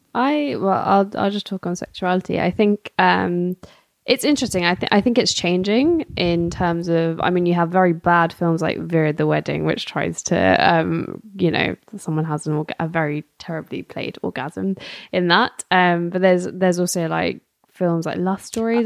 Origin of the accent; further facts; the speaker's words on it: London, United Kingdom; I'm also Gujarati, um, born and raised in London